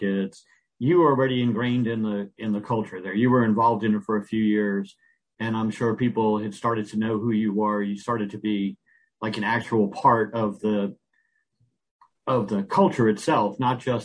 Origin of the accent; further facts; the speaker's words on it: New Jersey, United States; I grew up in New Jersey, just across from New York